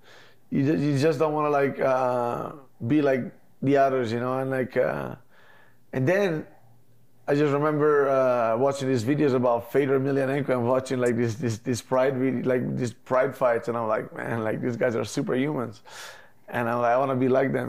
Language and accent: English; Mezzocorona, Trentino-Alto Adige, Italy; moved away; I come from Mezzo Corona, it's like a 5,000 people village basically.